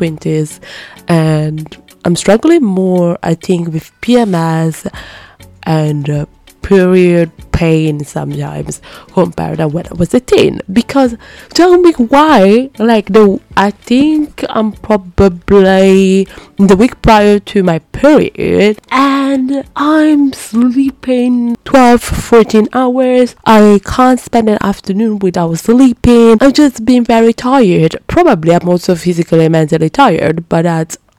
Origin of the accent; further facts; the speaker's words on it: Brescia, Lombardy, Italy; English is a second language; moved away; I'm from Brescia and it's in the Lombardia region